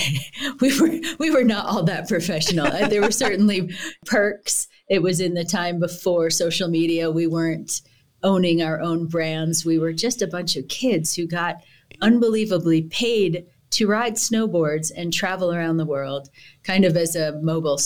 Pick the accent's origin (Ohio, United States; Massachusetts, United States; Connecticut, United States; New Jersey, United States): New Jersey, United States; Growing up in New Jersey